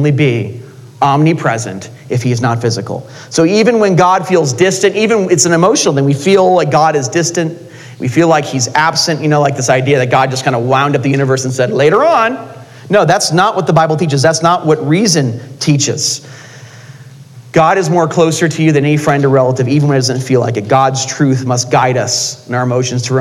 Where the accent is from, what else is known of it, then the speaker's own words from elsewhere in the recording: California, United States; now in Utah, United States; I'm from California